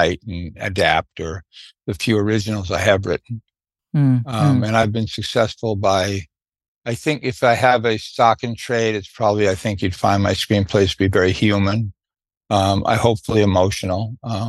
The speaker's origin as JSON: {"language": "English", "town": "New York City", "region": "New York", "country": "United States", "tie": "born or raised there", "said": "I was raised in Brooklyn"}